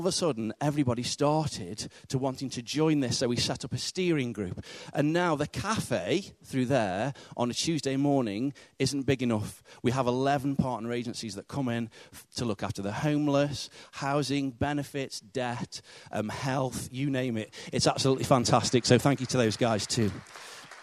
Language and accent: English; the north of England, United Kingdom; accent: northern; my northern accent